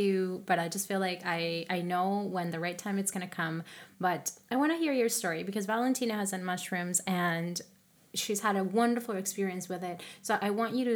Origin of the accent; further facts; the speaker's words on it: Colombia; moved away; I'm from Colombia